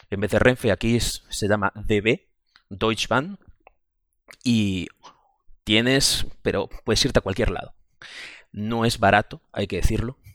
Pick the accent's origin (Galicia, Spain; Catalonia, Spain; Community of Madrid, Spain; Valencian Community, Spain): Galicia, Spain; yo, como ya he comentado, vengo de Galicia y el transporte público es malísimo, pero malísimo, malísimo.